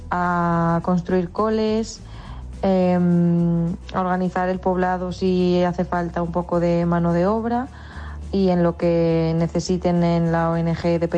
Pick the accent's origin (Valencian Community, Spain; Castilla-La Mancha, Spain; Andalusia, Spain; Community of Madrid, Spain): Castilla-La Mancha, Spain; Cuenca; soy de Cuenca